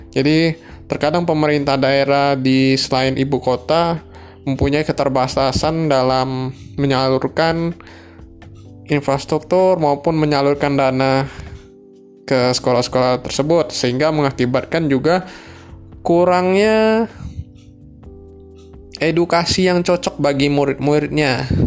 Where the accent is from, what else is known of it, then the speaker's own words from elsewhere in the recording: southern Sumatra, Indonesia; Kebetulan karena aku asalnya dari Sumatera di sekitar Sumatera bagian selatan